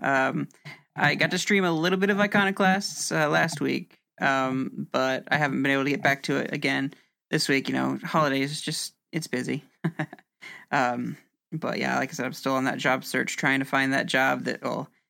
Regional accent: Indianapolis, Indiana, United States; I'm from Indianapolis

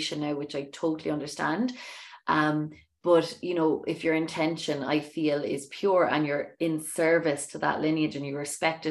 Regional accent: Ireland; I'm Irish

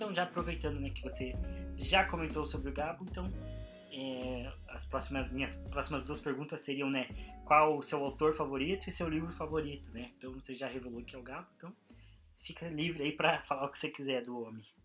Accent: Brazil; como brasileiro

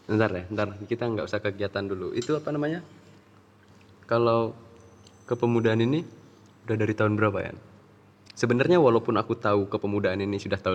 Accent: Ubud, Bali, Indonesia; Aku dari Ubud.

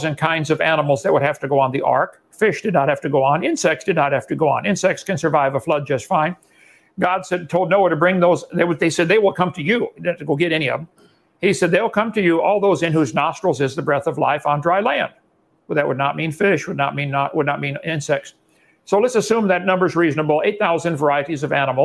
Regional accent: Illinois, United States; I come from Illinois, corn country

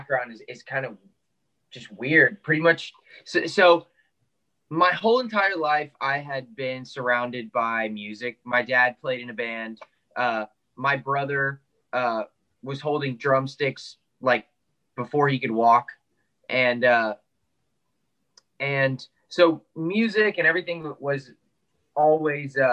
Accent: Austin, Texas, United States; also born or lived in Houston, Texas; technically I was born in Houston, but whenever I was like 2 years old, my family moved to Austin and we never left.

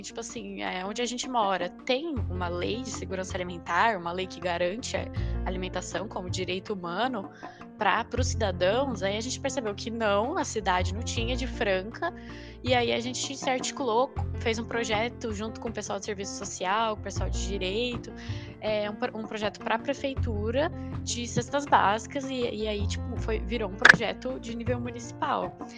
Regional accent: Ribeirão Preto, São Paulo, Brazil; moved away as an adult; eu sou de Ribeirão Preto

